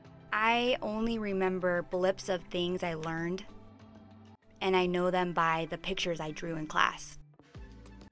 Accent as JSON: {"language": "English", "town": "Pleasant Grove", "region": "Utah", "country": "United States", "tie": "born or raised there", "said": "I grew up here in Utah in a little bubble called Pleasant Grove."}